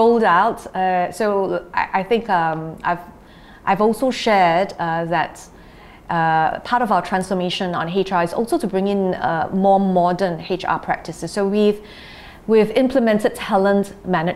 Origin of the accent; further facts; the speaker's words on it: Singapore; we're Singaporean